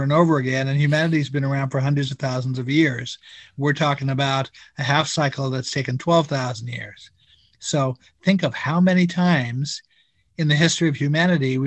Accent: Pacific Northwest, United States; I grew up in the Pacific Northwest

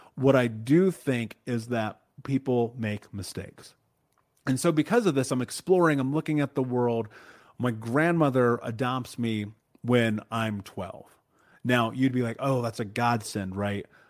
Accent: Indianapolis, Indiana, United States; I grew up in Indianapolis, in Indiana, in America, in the middle of America

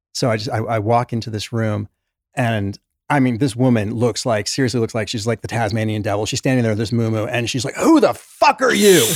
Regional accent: England, United Kingdom; also born or lived in New York; now in Utah, United States; Was born in New York, grew up in England

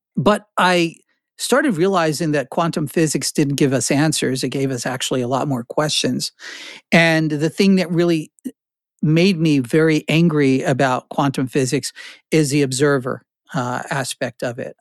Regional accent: New Jersey, United States; also born or lived in Newark, New Jersey / Carteret, New Jersey / Flemington, New Jersey / Princeton, New Jersey; I was born in Newark, I, I, I, uh, had my young life in Carteret, the armpit of New Jersey, and then I wound up in Flemington.

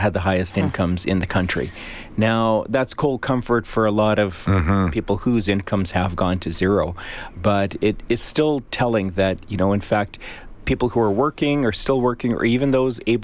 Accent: Edmonton, Alberta, Canada; moved away; back in my hometown

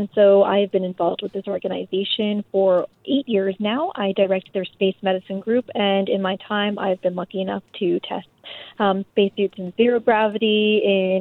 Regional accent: Canada; I'm Canadian

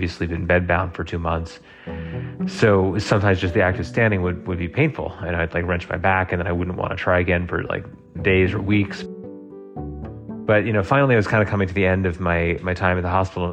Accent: New York City, New York, United States; now in Colorado, United States; I'm originally from Brooklyn, New York

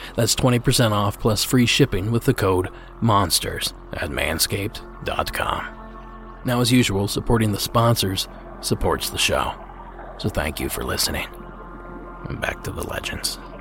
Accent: eastern Ohio, United States; my hometown

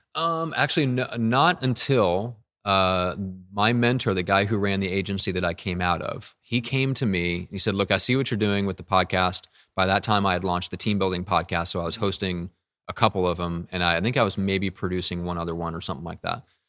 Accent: Midwest, United States; moved away as an adult; now in San Diego, United States; I am from the Midwest, and so I, I never learned, I've only been out here in San Diego for, you know, around the same time as when I started the business, so three plus years

